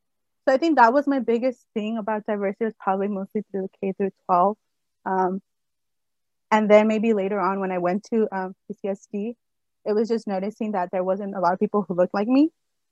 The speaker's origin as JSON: {"language": "English", "country": "Guatemala", "said": "when I explained that I'm from Guatemala, I think they get confused and they mention that I have to explain that I'm not from Guadalajara"}